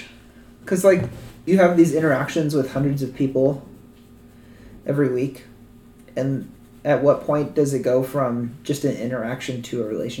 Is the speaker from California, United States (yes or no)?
yes; Sacramento, California, United States; moved away as an adult; also born or lived in Seattle; now in Missouri, United States; growing up in Sacramento. We lived in the valley